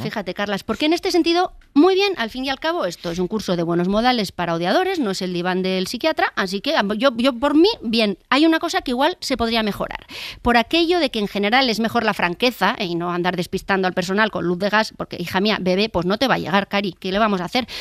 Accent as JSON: {"language": "Spanish", "country": "Spain", "said": "los españoles, que vamos de frente como las cabras"}